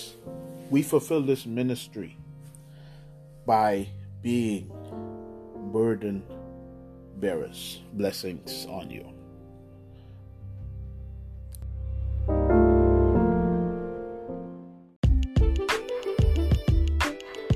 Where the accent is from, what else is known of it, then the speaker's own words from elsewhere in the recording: Bahamas; here in the Bahamas we say